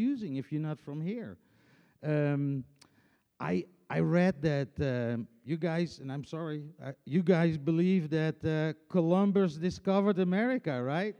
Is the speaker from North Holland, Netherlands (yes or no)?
no; Friesland, Netherlands; English is a second language; moved away as an adult; now in Tennessee, United States; I'm coming from Friesland